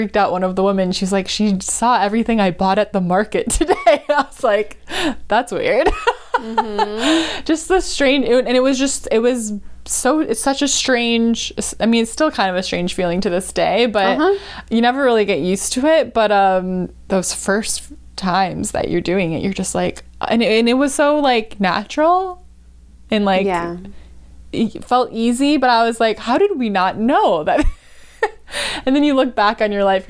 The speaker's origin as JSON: {"language": "English", "region": "Wisconsin", "country": "United States", "tie": "born or raised there", "said": "the house I grew up in, which I grew up in Wisconsin."}